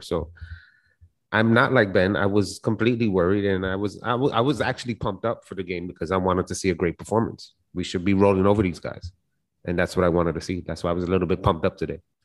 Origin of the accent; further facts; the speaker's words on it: Puerto Rico; I'm from Puerto Rico